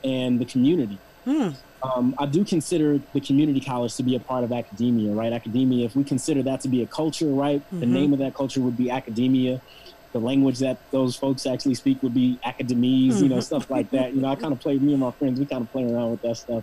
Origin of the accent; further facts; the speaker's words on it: Los Angeles, California, United States; also born or lived in Penn State; I actually grew up in LA, down the street from USC, on 36th Place in between Normandy and Western